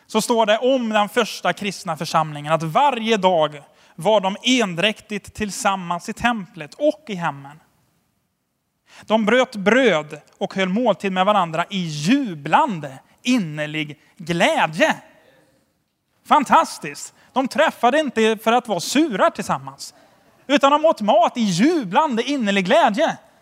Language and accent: Swedish; Sweden; som svensk